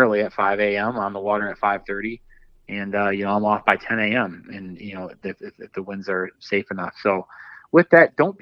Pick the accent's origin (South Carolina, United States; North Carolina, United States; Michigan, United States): Michigan, United States; Dundee; I grew up in Southeast Michigan, and, you know, being right by Lake Erie, I grew up in kind of like around the Dundee area